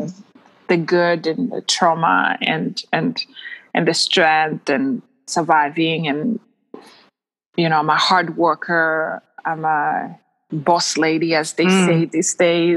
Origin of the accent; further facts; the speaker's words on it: Rwanda; English is a second language; moved away as an adult; now in Canada; I was born in Rwanda